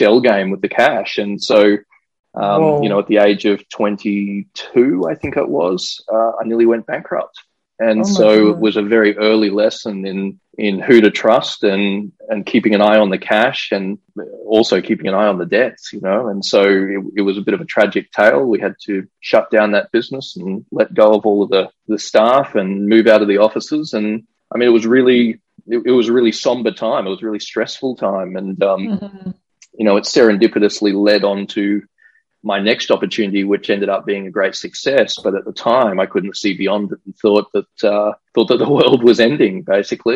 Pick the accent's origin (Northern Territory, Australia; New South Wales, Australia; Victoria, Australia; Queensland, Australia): Queensland, Australia; Brisbane; growing up in Australia